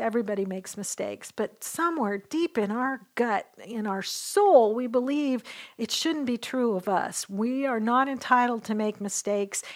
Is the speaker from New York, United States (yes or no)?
no; Western Washington, United States; now in Dallas, United States; I grew up in Western Washington